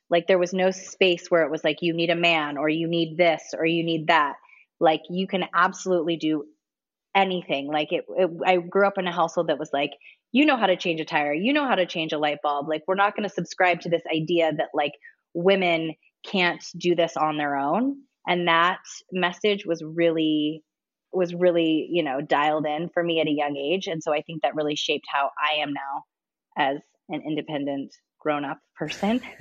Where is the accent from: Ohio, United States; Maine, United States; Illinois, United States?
Ohio, United States; Ontario; moved away as an adult; now in Los Angeles, United States; am born and raised in Ohio, a super small town in Ohio called Ontario, Ohio